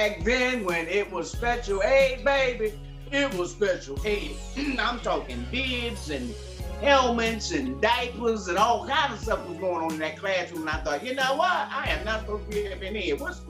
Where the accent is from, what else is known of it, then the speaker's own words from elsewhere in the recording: Hope Mills, North Carolina, United States; moved away; also born or lived in Philadelphia, Pennsylvania / Okinawa, Japan; I'm from Philadelphia, born, and I can't just say born and raised because I spent a lot of my youth in a little small town called Hope Mills, North Carolina.